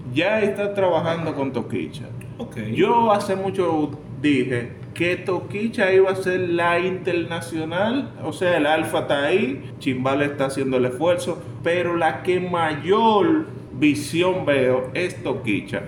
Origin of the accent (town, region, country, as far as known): Dominican Republic